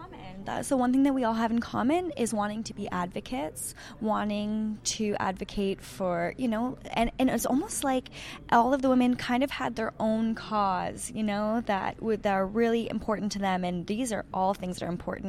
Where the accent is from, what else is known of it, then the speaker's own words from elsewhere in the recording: Sudbury, Ontario, Canada; and I'm from Sudbury